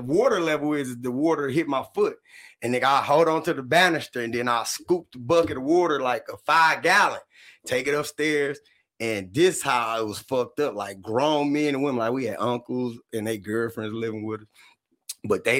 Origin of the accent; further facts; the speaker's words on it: Detroit, Michigan, United States; I grew up right across the street from Finney High School back then